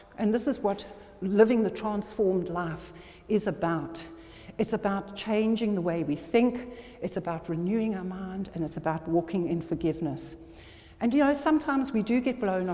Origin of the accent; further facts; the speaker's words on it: South Africa; moved away; also born or lived in this country (birthplace, unnamed); went to South Africa, and I grew up in South Africa